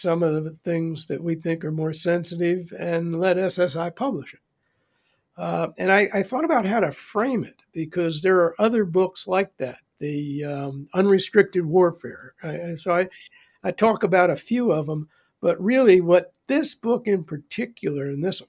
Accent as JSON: {"language": "English", "country": "United States", "said": "I'm from the U.S. I used to be an attaché here"}